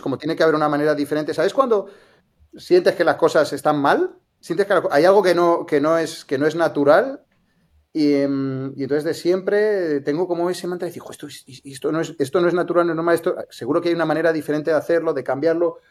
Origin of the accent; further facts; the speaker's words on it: Santander, Cantabria, Spain; moved away as an adult; now in Barcelona, Spain; nací en Santander y, eh, yo me, formé en ingeniería, soy informático